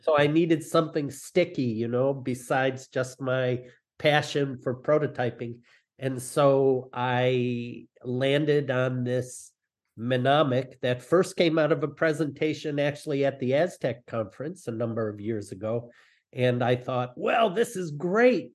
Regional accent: Detroit, Michigan, United States; I grew up in Detroit

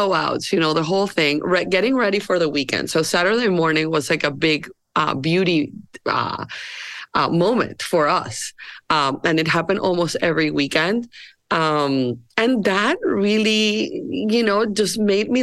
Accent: Barranquilla, Atlántico, Colombia; moved away; I am from Colombia and I grew up in Barranquilla.

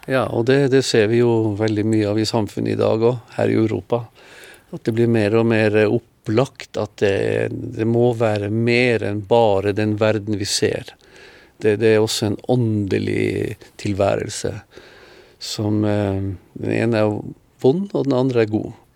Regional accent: Norway; moved away as an adult; also born or lived in Israel / Philippines; hjemme i Norge. Alle årene i Oslo

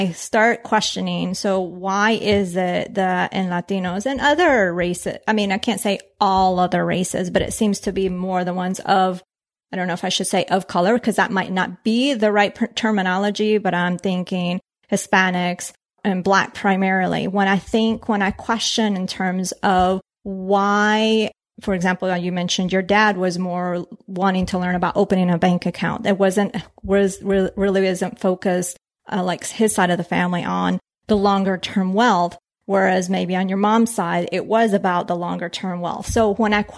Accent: Colombia; I was born in Colombia

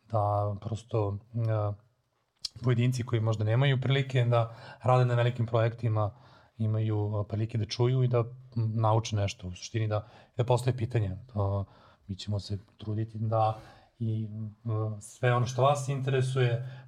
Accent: Serbia; kod nas u Srbiji

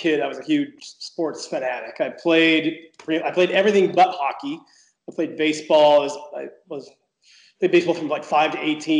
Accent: Los Angeles, California, United States; I grew up in Los Angeles

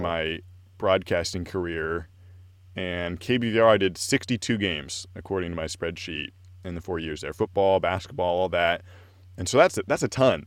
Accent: Corvallis, Oregon, United States; I'm from Corvallis, and so I knew about Oregon State

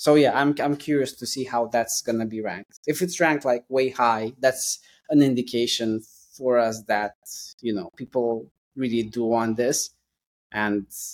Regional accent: London, United Kingdom; I'm from London

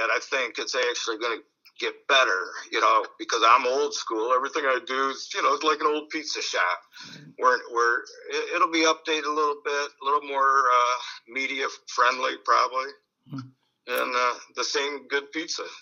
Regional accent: Detroit, Michigan, United States; moved away as an adult; also born or lived in Clare County, Michigan; now in Lansing, United States; I grew up in Detroit on the East Side, and uh, in the '60s, you know, graduated from high school in '72, mm-hmm. Denby High School, and then um, moved up north

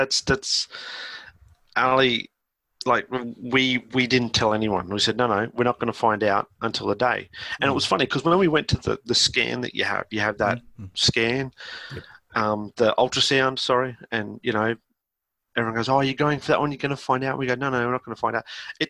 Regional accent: Australia; that's me being just Australian

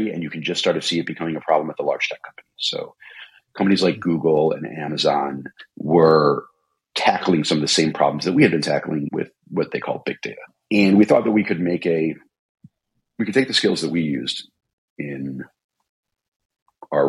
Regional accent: Midwest, United States; we're both from the Midwest

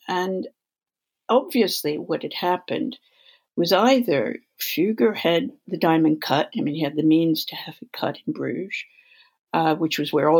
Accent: California, United States; because I grew up in California, I have a smattering of Spanish. I took Portuguese at university. I have a smattering of German. I'm fluent in French.

